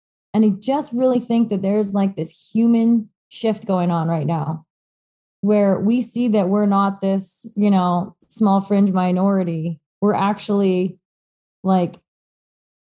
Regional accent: High River, Alberta, Canada; I grew up in High River, like a little bit redneck

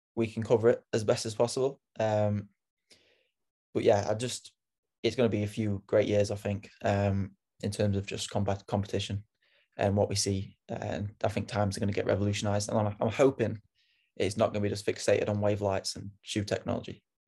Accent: United Kingdom; moved away; I'm British

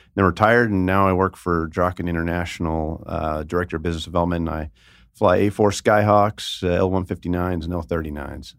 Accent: Northern California Bay Area, United States; now in Las Vegas, United States; I'm from the Northern California Bay Area

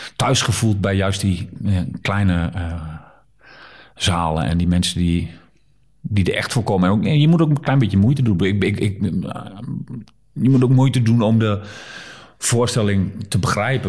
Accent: Netherlands; also born or lived in Nijmegen; als Nederlander

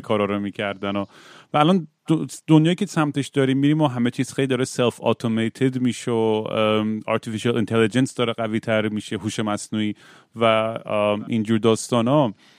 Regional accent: Zanjan, Zanjan Province, Iran; بچه بودیم میرفتیم مراسم و تاسوا تو زنجان

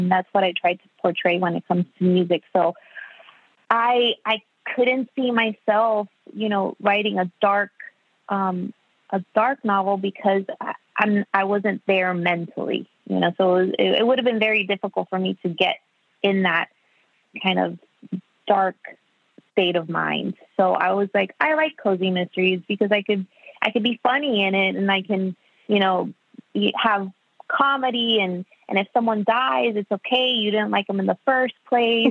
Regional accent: Miami, Florida, United States; I was born and raised in Miami. My parents are Cuban.

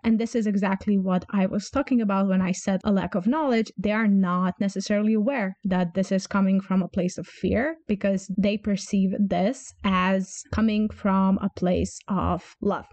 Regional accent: Croatia; English is a second language; I am from Croatia, meaning from the Balkans

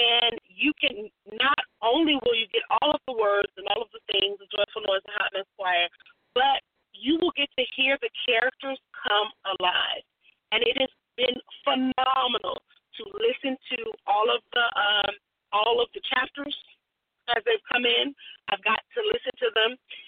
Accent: New York, United States; born there; I was born in New York.

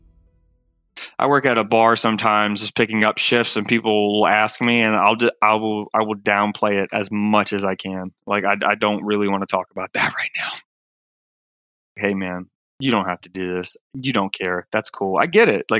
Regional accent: Aiken, South Carolina, United States; I grew up in the Southeast U.S., Aiken, South Carolina

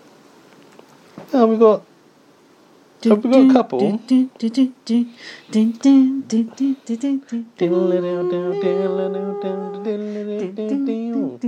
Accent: United Kingdom; I'm British, mid-30s

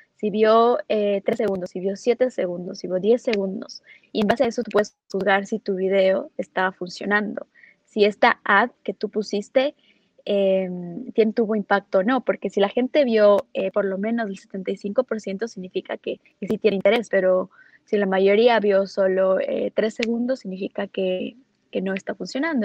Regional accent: Ecuador; moved away as an adult; also born or lived in Los Angeles; yo soy de Ecuador, y empecé con, con, los datos y con marketing desde que empecé un negocio cuando estudiaba en Ecuador

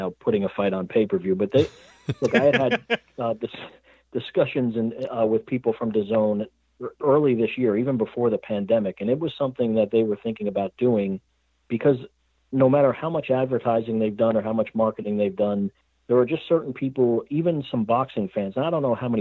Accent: Northern New Jersey, United States; I'm from Northern New Jersey, as is Steve

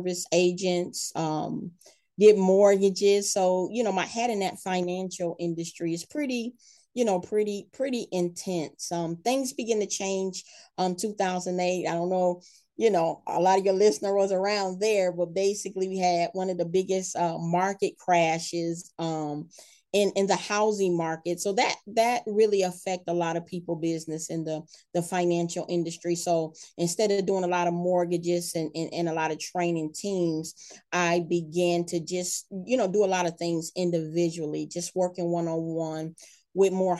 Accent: Michigan, United States; moved away as an adult; also born or lived in Georgia; when I moved back to Michigan, this is my hometown

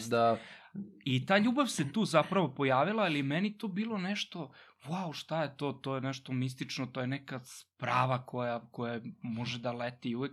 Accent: Vršac, Vojvodina, Serbia; moved away as an adult; rođen sam u Vršcu i tamo sam i odrastao

